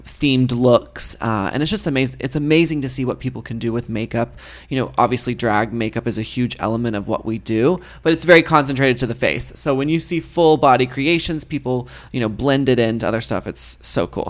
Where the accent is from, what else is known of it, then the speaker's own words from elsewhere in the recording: Texas, United States; moved away; I grew up in Texas